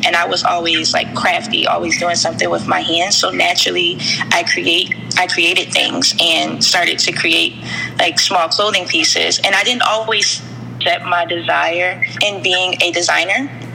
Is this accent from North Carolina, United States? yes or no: yes; North Carolina, United States; also born or lived in Mount Holly, New Jersey / Southern New Jersey; I was born in a small city called Mount Holly, New Jersey, and moved down south to another small city in North Carolina as a child, where I was raised by my grandparents